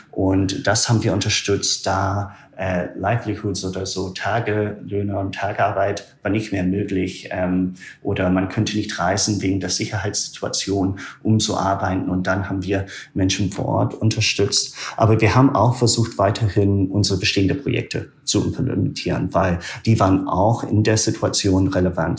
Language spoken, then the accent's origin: German; small town north of Aberdeen, northern Scotland, United Kingdom; German is a second language; moved away as an adult; also born or lived in Germany / Myanmar; ich komme ursprünglich aus Schottland. Aus Nordschottland, ah, ja. einer sehr kleinen Stadt, äh, nördlich von Aberdeen